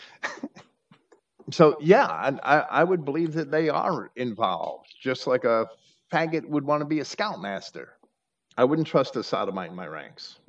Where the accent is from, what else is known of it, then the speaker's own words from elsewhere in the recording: New York, United States; moved away; also born or lived in Virginia; I grew up right outside of New York City